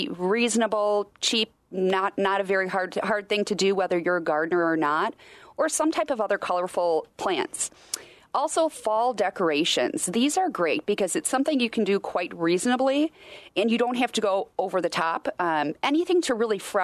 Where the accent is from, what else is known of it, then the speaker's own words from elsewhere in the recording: Wisconsin, United States; I grew up in Wisconsin